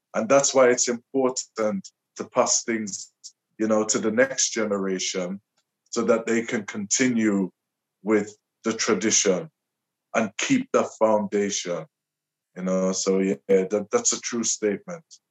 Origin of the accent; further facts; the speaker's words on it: Liverpool, North West England, United Kingdom; I was born and raised in Liverpool.